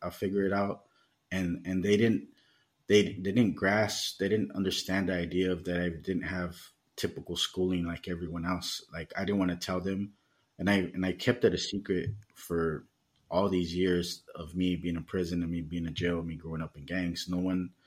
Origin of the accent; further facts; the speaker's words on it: Los Angeles, California, United States; moved away as an adult; now in Mexico; growing up in the United States and, you know, in the gang lifestyle